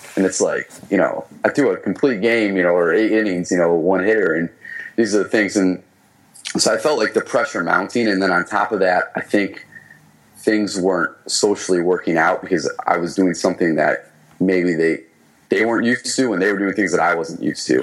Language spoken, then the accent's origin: English; Michigan, United States; moved away; my hometown in Michigan